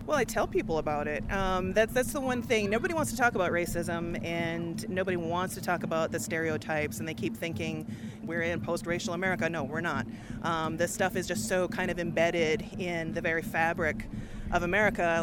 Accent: Oneida, New York, United States; also born or lived in Santa Fe, New Mexico; I'm from Oneida, New York.

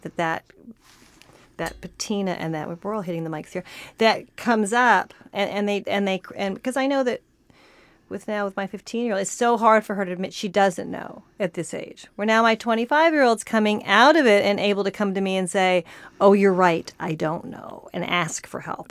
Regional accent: Santa Barbara, California, United States; I grew up in Santa Barbara

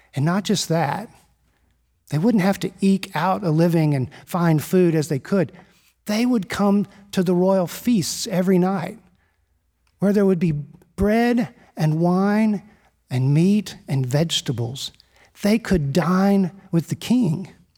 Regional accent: Houston, Texas, United States; I'm a Texan. born and raised in Houston, Texas

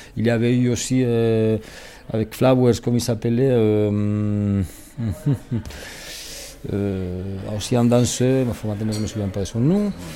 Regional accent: Spain; moved away as an adult; now in Switzerland; je parle, que je suis espagnol

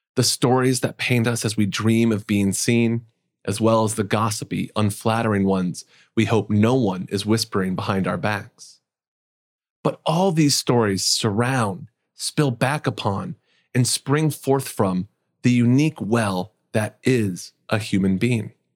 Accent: Indiana, United States; Growing up in Indiana, San Jose was significantly further away than Michigan

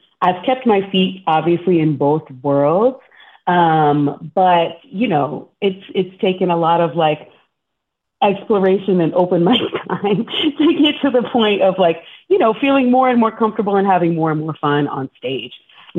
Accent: Texas, United States; Turns out Josh and Austin were both from Texas. I'm also from Texas.

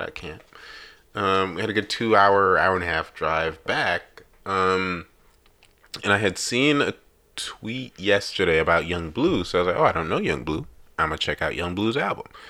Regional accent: New York, United States; now in Chicago, United States; I've lived in Chicago officially longer than I've ever lived in New York

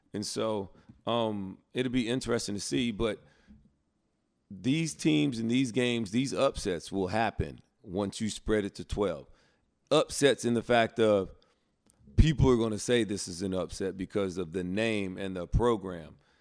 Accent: Prattville, Alabama, United States; moved away; I'm from Prattville

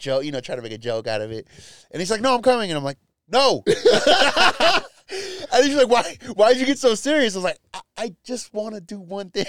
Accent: United States; No, American.

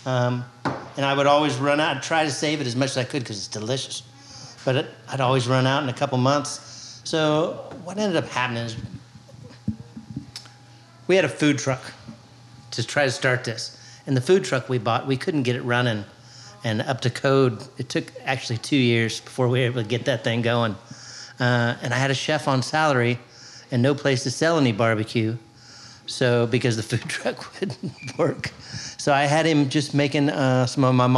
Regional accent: Wichita, Kansas, United States; now in Louisville, United States; I'm originally from Kansas. Yeah, Wichita originally

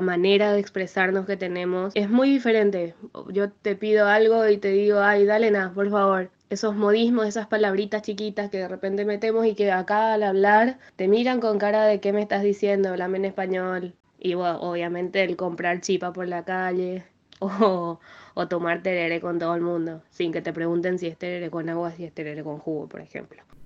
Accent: Asunción, Paraguay; moved away as an adult; now in Buenos Aires, Argentina; nací en Asunción, en Paraguay, y estoy viviendo hace 5 años en Buenos Aires.

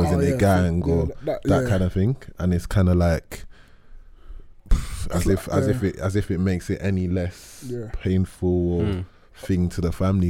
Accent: London, United Kingdom; where I grew up, you know, we're all from South London here.

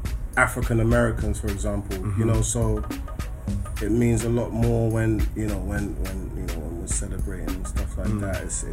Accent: London, United Kingdom; also born or lived in Croydon; I grew up in Clapham.

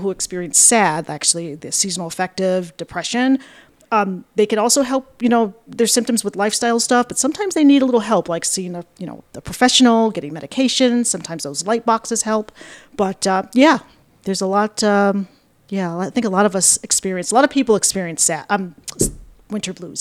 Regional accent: Buffalo, New York, United States; moved away as an adult; now in Ithaca, United States; I'm from Buffalo originally

